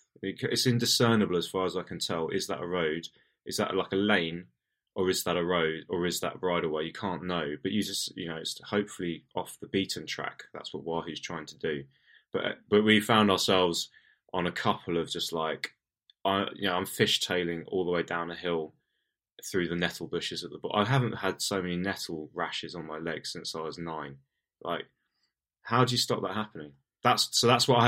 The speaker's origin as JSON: {"language": "English", "town": "Portsmouth", "region": "South East England", "country": "United Kingdom", "said": "I come from Portsmouth"}